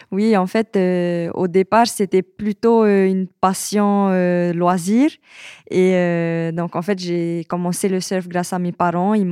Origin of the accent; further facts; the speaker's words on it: French Polynesia; j'ai 23 ans. Je suis de Tahiti et je suis surfeuse professionnelle. Euh, voilà, et je suis euh, actuellement sur Paris